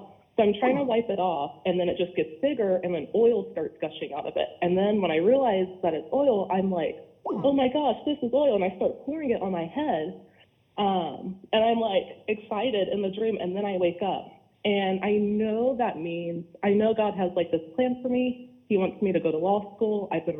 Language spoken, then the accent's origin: English; Florida, United States; We're from Florida, so we're still learning to like it, but it's nice.